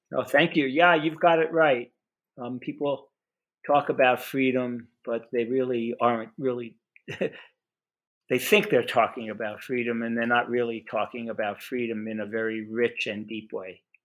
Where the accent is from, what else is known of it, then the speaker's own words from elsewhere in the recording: New York City, New York, United States; I was, grew up, or I was born in Brooklyn, New York